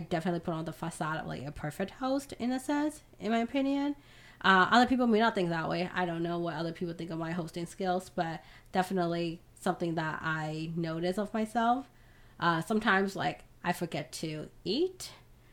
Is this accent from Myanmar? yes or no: yes; Myanmar; I'm Burmese and I'm from Southeast Asia